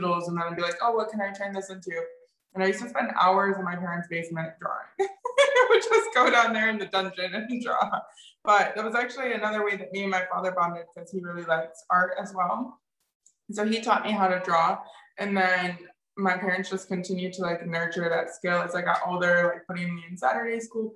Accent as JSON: {"language": "English", "region": "Michigan", "country": "United States", "tie": "born or raised there", "also_born_or_lived": "Florida / Colorado", "said": "I grew up in Michigan. I lived in Florida for a period of time. I was born in Colorado"}